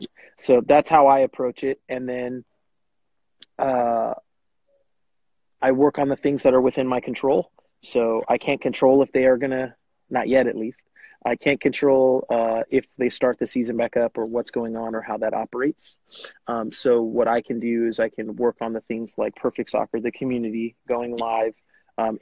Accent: Bakersfield, California, United States; also born or lived in Davis, California / East Coast; now in Fresno, United States; I'm from Bakersfield, California originally

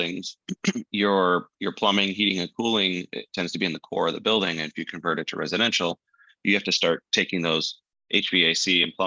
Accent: Detroit, Michigan, United States; I grew up in Detroit

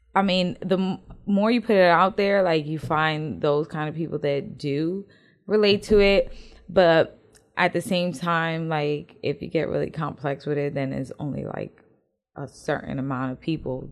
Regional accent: the North, United States; accent: northern; now in Houston, United States; my northern accent

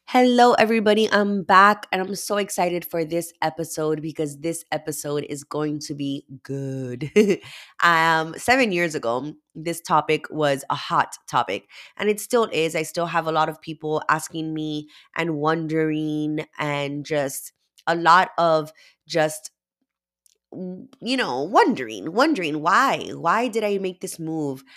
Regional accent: Miami, Florida, United States; I am from Miami, Florida

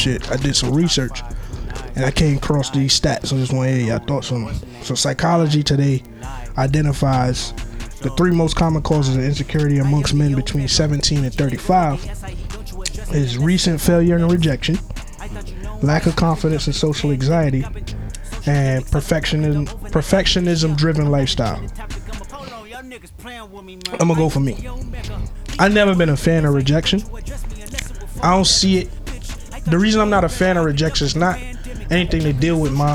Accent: New York City, New York, United States; also born or lived in Barbados; I grew up in Brooklyn in the 90s, 2000s

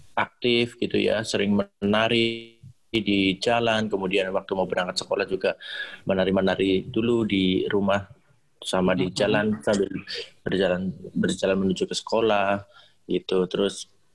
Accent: Banyumas, Central Java, Indonesia; also born or lived in Surakarta; tarian daerah saya sendiri, yaitu Banyumas

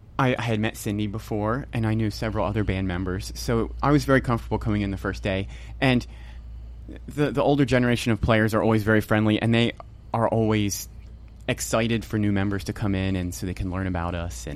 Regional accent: near Rehoboth Beach, Delaware, United States; also born or lived in Lebanon Valley College, Pennsylvania; now in Pennsylvania, United States; I grew up in Delaware down near Rehoboth Beach.

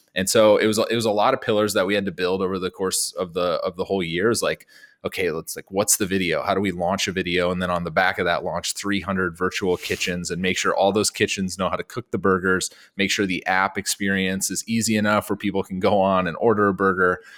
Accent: small town North Dakota, United States; moved away; I'm from, like, small town North Dakota

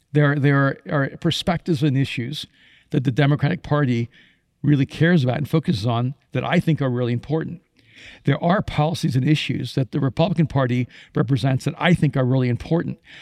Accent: Miami, Florida, United States; English is a second language; I grew up in Miami

